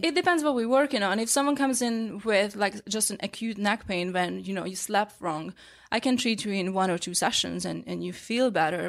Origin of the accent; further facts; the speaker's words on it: Hungary; English is a second language; moved away as an adult; now in New York, United States; growing up in Hungary, we didn't have acupuncture school